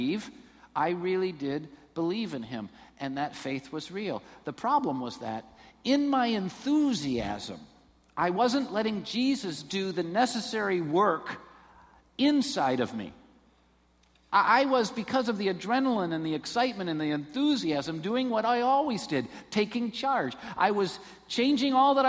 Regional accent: Taylor, Michigan, United States; I was born in Taylor. I'm from down there

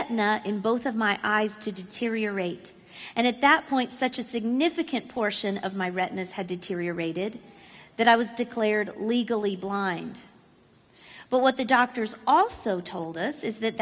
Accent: Florida, United States; moved away as an adult; now in Missouri, United States; I grew up in Florida, and we have lived in Missouri for the last 15 years

